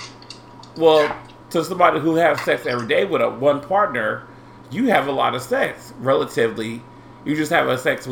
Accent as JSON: {"language": "English", "town": "Indianapolis", "region": "Indiana", "country": "United States", "said": "I'm from Indianapolis"}